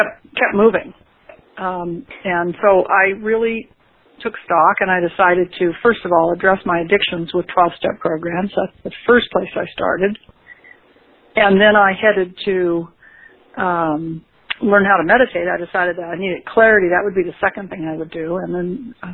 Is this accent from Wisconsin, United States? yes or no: no; California, United States; I'm from California, but I'm not there very often